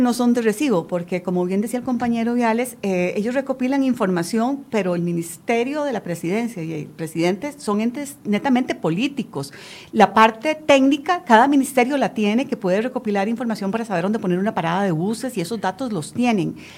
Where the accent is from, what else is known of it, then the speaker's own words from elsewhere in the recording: Costa Rica; yo como costarricense y como diputada